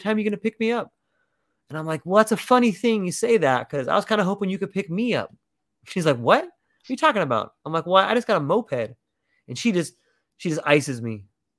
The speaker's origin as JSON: {"language": "English", "region": "California", "country": "United States", "said": "I come from California where I got a nice car, and you know, I just felt like less than I did over there."}